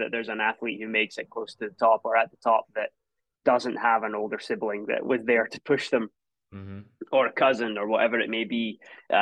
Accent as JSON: {"language": "English", "area": "a small town outside Edinburgh", "region": "Scotland", "country": "United Kingdom", "tie": "born or raised there", "also_born_or_lived": "Tulsa, Oklahoma", "moved": "as an adult", "said": "Grew up in a small town not too far outside of Edinburgh"}